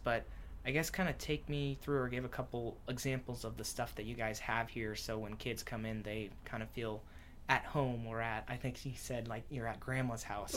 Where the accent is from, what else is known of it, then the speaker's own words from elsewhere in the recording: Washington, United States; that's where I'm from